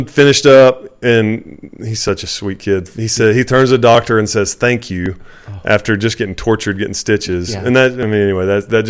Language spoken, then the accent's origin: English; Texas, United States; he knew I was from Texas.